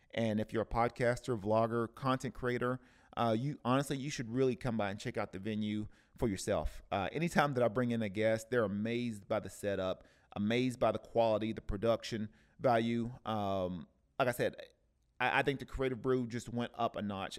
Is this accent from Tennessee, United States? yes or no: yes; Tennessee, United States; moved away; I'm originally from the South and, uh, from the Tennessee area